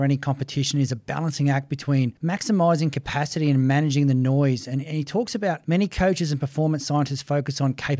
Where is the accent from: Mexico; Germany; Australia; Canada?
Australia; Queensland; I'm a Queenslander